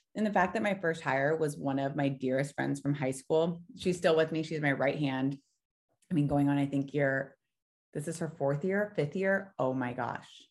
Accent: Orange County, California, United States; moved away as an adult; now in Frisco, United States; I'm originally from Orange County, California, and that's where we spent the last five years.

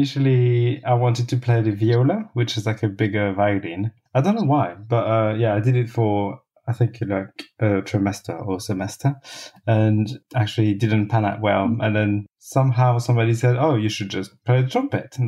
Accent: Cholet, Pays de la Loire, France; English is a second language; moved away as an adult; also born or lived in Laxou, France / Paris, France / Berlin, Germany; now in London, United Kingdom; So I was born in the east, in a tiny little town called Laxou. I didn't grow up there. My parents moved to a different town in the west called Cholet. And so that's where I grew up from age 2

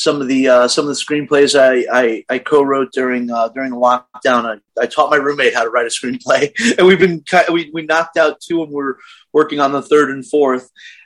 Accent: Brooklyn, New York, United States; now in Chicago, United States; Brooklyn, New York.

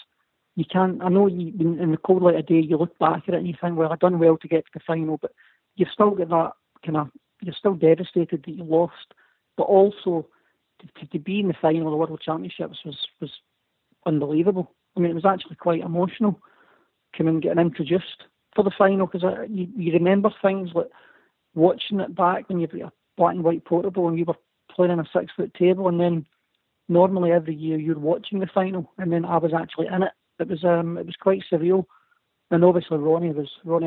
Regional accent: Scotland, United Kingdom; being Scottish

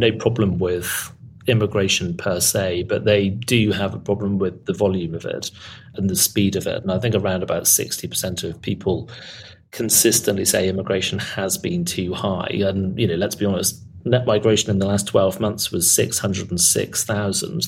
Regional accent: Birmingham, West Midlands, United Kingdom; I'm from Birmingham

